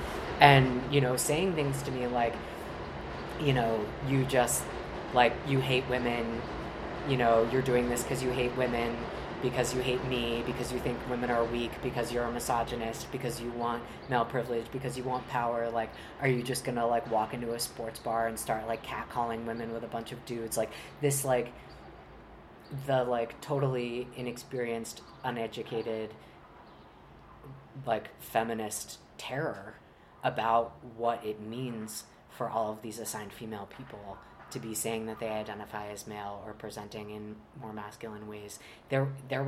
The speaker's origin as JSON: {"language": "English", "town": "Charlottesville", "region": "Virginia", "country": "United States", "tie": "born or raised there", "also_born_or_lived": "Long Island, New York", "said": "I was born on Long Island, but my family moved to Virginia when I was I just turned 5, and so I really identify as being from Virginia"}